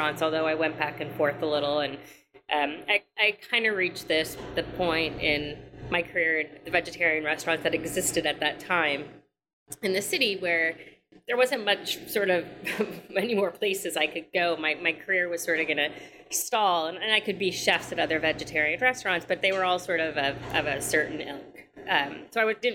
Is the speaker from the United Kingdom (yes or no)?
no; Canada; moved away as an adult; now in New York City, United States; I am Canadian, but I went to NYU